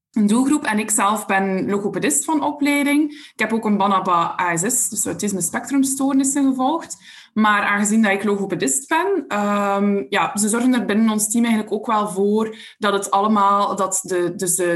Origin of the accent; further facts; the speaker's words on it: Belgium; Uit België.